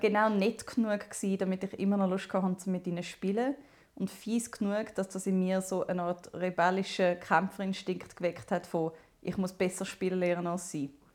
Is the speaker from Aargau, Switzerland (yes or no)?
no; Zumikon, Zurich, Switzerland; aber ich bin bis 17 noch in Zumike gsi.